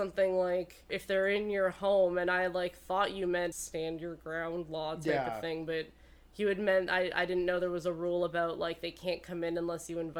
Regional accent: Oakville, Ontario, Canada; moved away; growing up in Oakville, also a quite safe place.

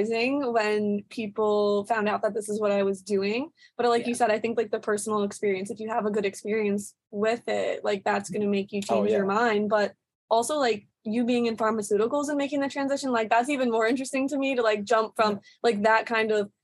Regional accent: East Coast, Canada; moved away; we're from the East Coast

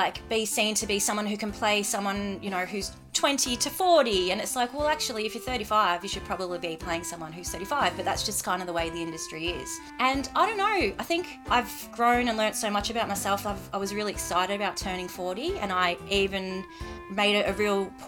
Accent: Reservoir, Victoria, Australia; I'm from Reservoir

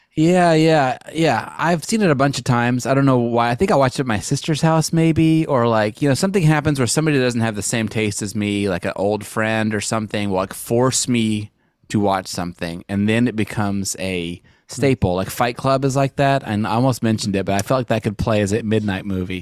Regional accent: Montana, United States; I'm from Montana.

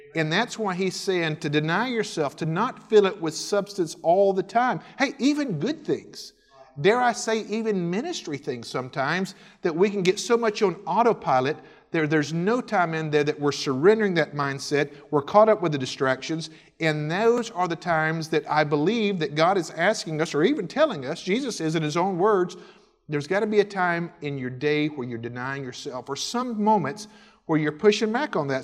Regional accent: Milton, Florida, United States; moved away as an adult; also born or lived in Winston-Salem, North Carolina / Houston, Texas; I grew up in the Independent Baptist Pastures home there in the Panhandle of Florida, a little town called Milton, right outside Pensacola

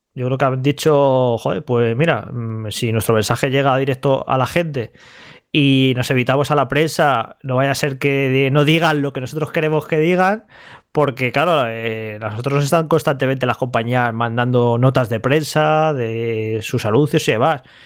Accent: Madrid, Community of Madrid, Spain; de pequeño entrar unos recreativos en Madrid, yo juraría que fueron los de la vaguada

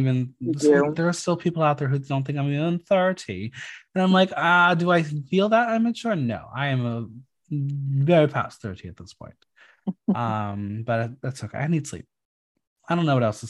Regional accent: New Jersey, United States; moved away; my home state.

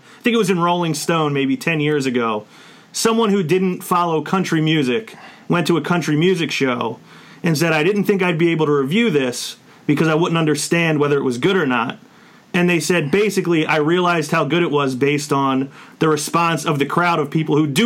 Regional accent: Philadelphia, Pennsylvania, United States; we're from Philadelphia, so we're kind of known for being a pretty intense crowd

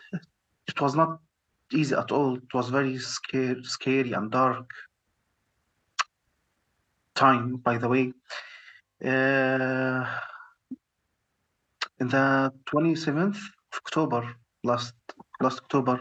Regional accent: Gaza, Gaza Strip, Palestine; moved away as an adult; now in Egypt; I'm a cardiologist from Gaza.

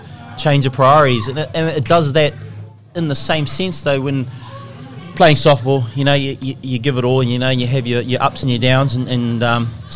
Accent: Auckland, New Zealand; born and bred in West Auckland.

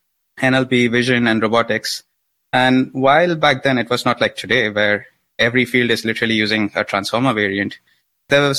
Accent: India; I grew up in India.

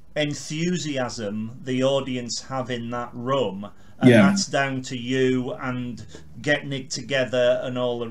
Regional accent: Carlisle, North West England, United Kingdom; I'm from Carlisle

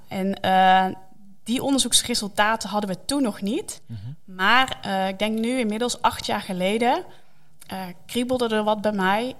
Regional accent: Netherlands; wij als Nederlanders

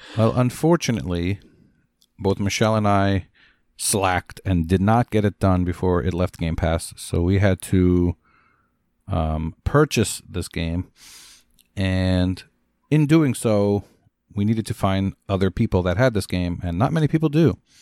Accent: Scotland, United Kingdom; I'm Scottish

